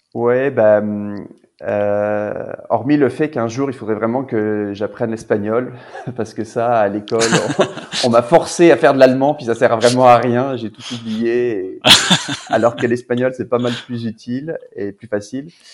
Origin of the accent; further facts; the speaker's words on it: Narbonne, Occitania, France; moved away as an adult; also born or lived in Toulouse / Paris; now in Quebec, Canada; j'ai grandi à Narbonne, euh, en France